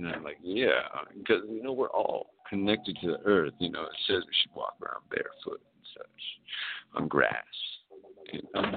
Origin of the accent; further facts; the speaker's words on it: California, United States; I'm from California